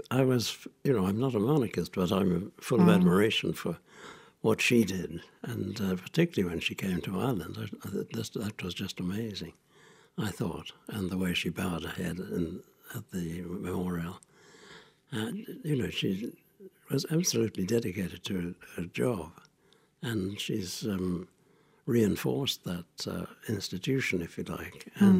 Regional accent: Australia; also born or lived in Singapore; I was born in Singapore, where my father worked as a surveyor for the Singapore Corporation. And then during the war, my mother brought me to Australia. So I was in Australia during the Second World War.

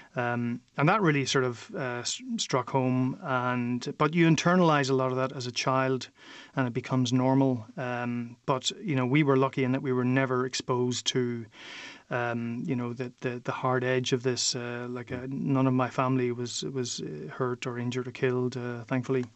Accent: Derry, Northern Ireland, United Kingdom; moved away as an adult; now in Brussels, Belgium; I grew up in Derry, and we had Donegal and Sean just on our doorstep

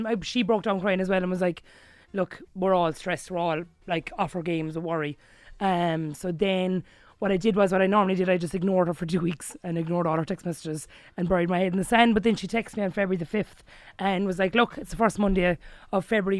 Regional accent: Kilbehenny, Munster, Ireland; I'm from Kilbenny, a small village in County Limerick.

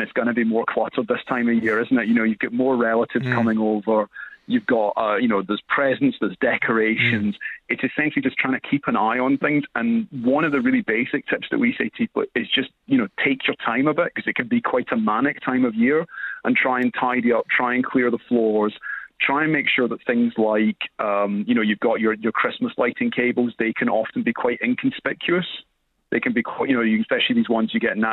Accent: Scotland, United Kingdom; I'm from Scotland

